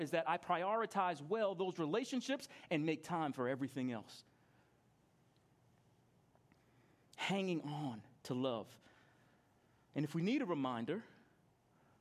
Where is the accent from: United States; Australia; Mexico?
United States; New York; I grew up in New York and I was 10 years old